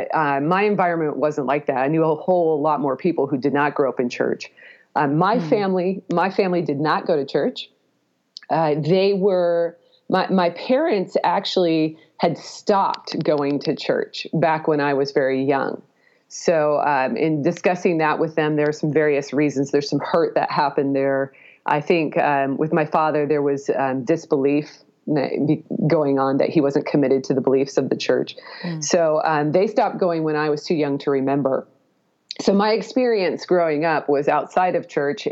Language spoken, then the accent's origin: English; Pacific Northwest, United States; I did grow up in the Pacific Northwest